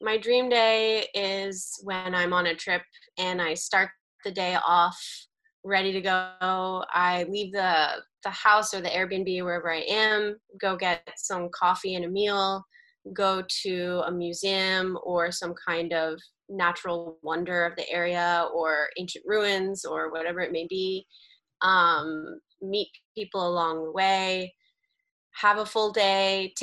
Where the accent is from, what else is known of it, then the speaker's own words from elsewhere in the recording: Arlington, Virginia, United States; moved away as an adult; now in Washington, D.C., United States; I'm originally from Arlington, Virginia, which is about 20 minutes away